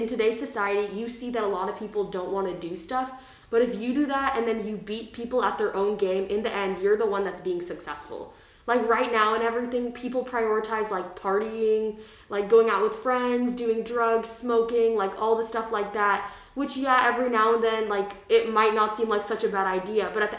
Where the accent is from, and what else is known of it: United States; born or raised there